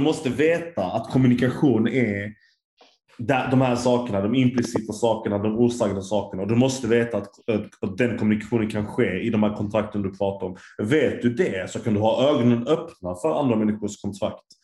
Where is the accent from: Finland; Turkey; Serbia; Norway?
Turkey; jag är turk